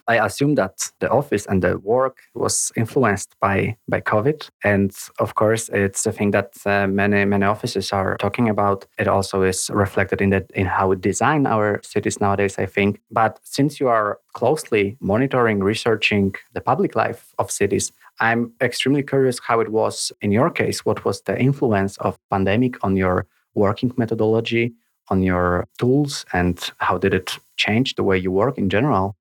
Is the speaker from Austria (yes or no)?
no; Poland; now in Copenhagen, Denmark; in my home country of Poland